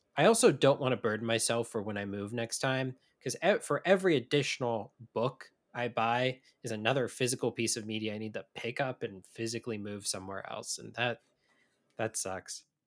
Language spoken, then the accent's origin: English; Midwest, United States; as a Midwesterner